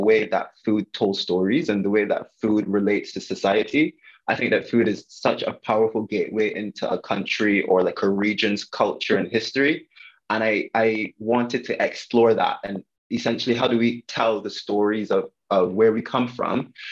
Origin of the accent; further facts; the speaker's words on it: Barbados; I grew up in Barbados